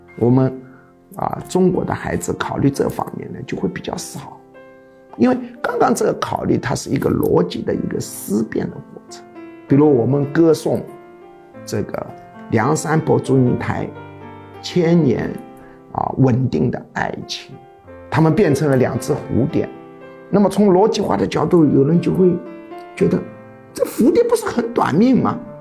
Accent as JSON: {"language": "Chinese", "country": "China", "said": "我们中国人"}